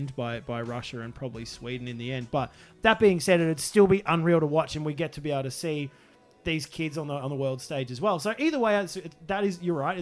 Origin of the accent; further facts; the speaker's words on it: Australia; I'm an Australian